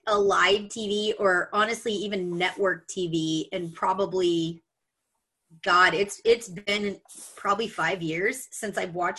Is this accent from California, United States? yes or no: no; Austin, Texas, United States; I was born and raised in Austin. So Hannah, I don't have the panhandle thing that you do, but my family's all from Michigan, so I spent plenty of time up there.